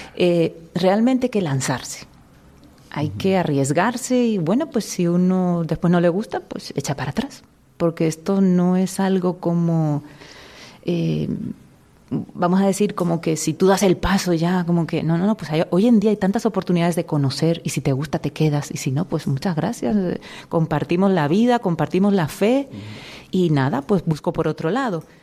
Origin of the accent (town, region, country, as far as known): Valencian Community, Spain; moved away as an adult; now in Dominican Republic